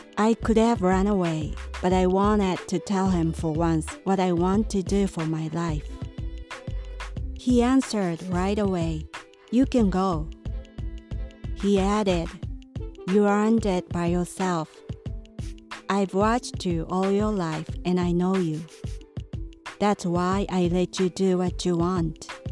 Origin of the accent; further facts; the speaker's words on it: Japan; moved away as an adult; A long time ago, when Japan had the feudal system, my family was a landlord of the area